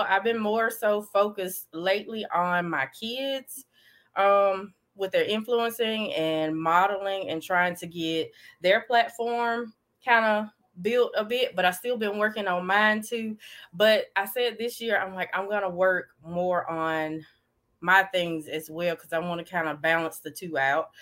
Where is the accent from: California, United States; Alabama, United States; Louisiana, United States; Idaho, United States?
Alabama, United States; Davidville; I'm from Davidville, Alabama, a very small town